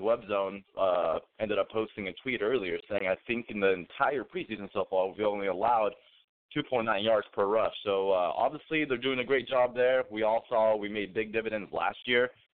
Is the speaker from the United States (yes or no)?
yes; United States; also born or lived in Greece; I was born in the States